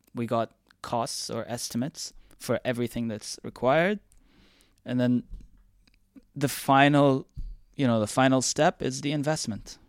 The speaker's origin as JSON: {"language": "English", "region": "Dubai", "country": "United Arab Emirates", "tie": "born or raised there", "said": "I was born and raised here in Dubai"}